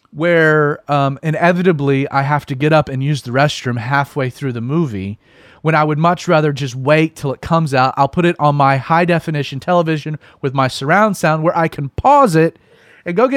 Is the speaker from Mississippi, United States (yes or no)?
no; Atlanta, Georgia, United States; the reason that I don't I don't have like that stereotypical southern twang, that drawl, um, is that I grew up in Atlanta, and Atlanta is incredibly transient